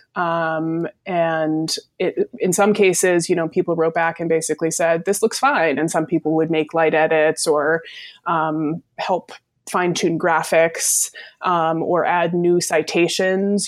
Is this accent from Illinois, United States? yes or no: no; Vermont, United States; I am from Vermont originally